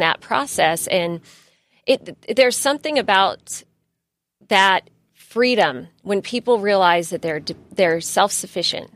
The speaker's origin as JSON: {"language": "English", "area": "San Diego County", "region": "California", "country": "United States", "tie": "born or raised there", "said": "I grew up in San Diego County, and I grew up with a single mother"}